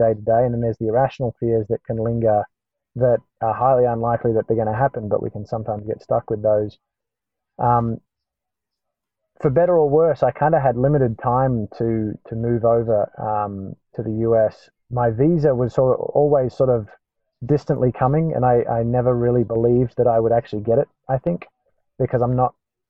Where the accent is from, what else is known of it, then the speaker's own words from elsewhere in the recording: Australia; moved away as an adult; now in Atlanta, United States; as Australians